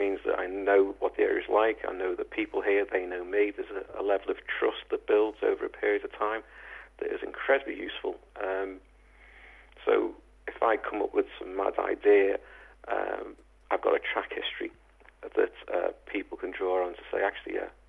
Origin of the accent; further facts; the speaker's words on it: Liverpool, North West England, United Kingdom; accent: Scouse; I was born a mile away, yeah, in a place called Norris Green. I'm a Scouser, ministering to Scousers.